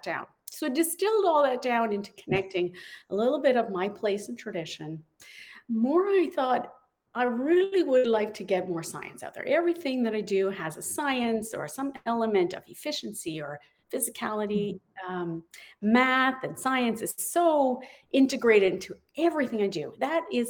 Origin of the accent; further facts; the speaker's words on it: Newfoundland and Labrador, Canada; I'm a Newfoundlander